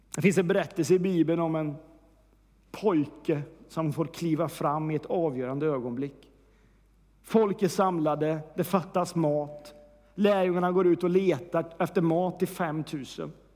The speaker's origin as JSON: {"language": "Swedish", "region": "Värmland", "country": "Sweden", "moved": "yes", "said": "Senast jag var hemma i Värmland"}